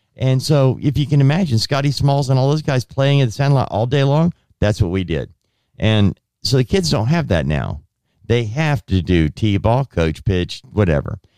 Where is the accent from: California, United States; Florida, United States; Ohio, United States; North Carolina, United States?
California, United States; Southern; I grew up in Southern California where we walked to school.